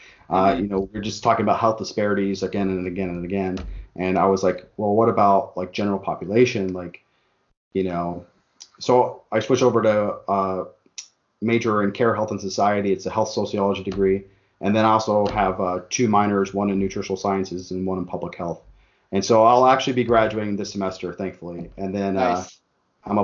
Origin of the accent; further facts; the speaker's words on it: Tucson, Arizona, United States; moved away as an adult; also born or lived in Phoenix area; now in Phoenix, United States; I'm from Tucson. So, like, coming from Tucson